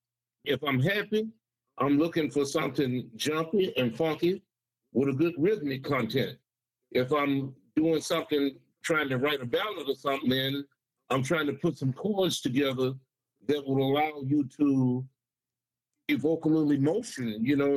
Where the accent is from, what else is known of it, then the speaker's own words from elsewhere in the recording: Saginaw, Michigan, United States; moved away as an adult; now in Bay City, United States; I grew up in Saginaw